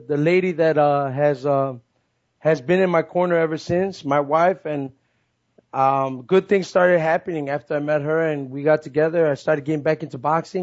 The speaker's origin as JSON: {"language": "English", "town": "Chicago", "region": "Illinois", "country": "United States", "tie": "born or raised there", "said": "my hometown team sports, which are the Chicago Bulls, the Chicago Bears, the Blackhawks"}